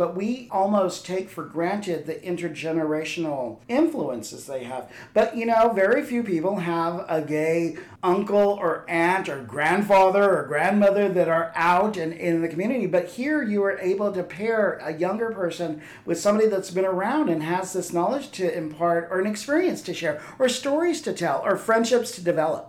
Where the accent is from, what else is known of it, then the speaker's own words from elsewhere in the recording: El Paso, Texas, United States; growing up in El Paso and being queer, your only outlet was the gay bars.